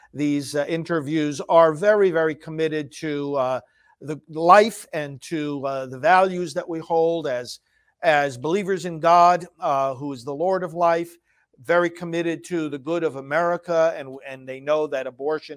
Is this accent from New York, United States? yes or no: yes; New York, United States; I'm from New York also originally, as you know, down further south